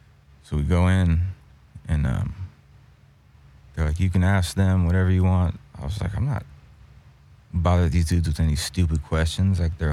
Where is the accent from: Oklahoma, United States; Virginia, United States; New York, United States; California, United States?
California, United States; Fresno; moved away as an adult; now in Los Angeles, United States; Yeah, I was born and raised in Fresno. I moved to LA in like 98 or 99.